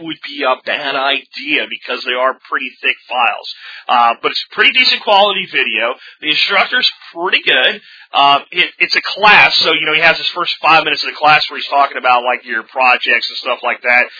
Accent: Pennsylvania, United States; also born or lived in Jacksonville, Florida; now in Arlington, United States; little town I grew up in in Pennsylvania, and when I grew up in Jacksonville, Florida, when I was even younger

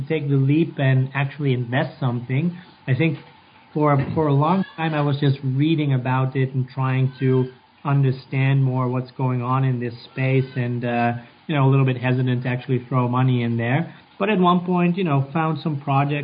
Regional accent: Netherlands; moved away as an adult; also born or lived in Atlanta, United States; now in New York, United States; I'm actually from the Netherlands. I'm Dutch, and but moved around a lot.

